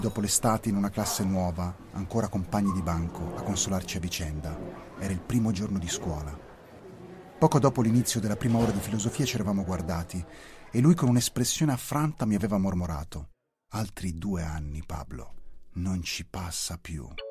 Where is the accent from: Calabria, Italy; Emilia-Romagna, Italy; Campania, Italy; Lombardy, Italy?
Lombardy, Italy; Milan; tornavo sui banchi del liceo Alessandro Manzoni di Milano